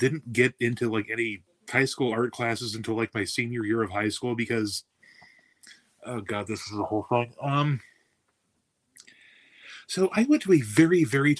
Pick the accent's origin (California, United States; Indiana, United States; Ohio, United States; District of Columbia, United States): Ohio, United States; Toledo; also born or lived in Bucyrus, Ohio; I was born in Toledo, moved out to the middle of nowhere when I was 13.